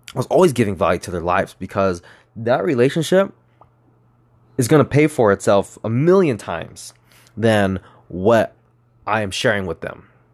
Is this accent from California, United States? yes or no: yes; Moreno Valley / East Los Angeles, California, United States; I grew up in Moreno Valley till I was in third grade. I moved to East L A, and then I went to school in East L A until about fifth grade.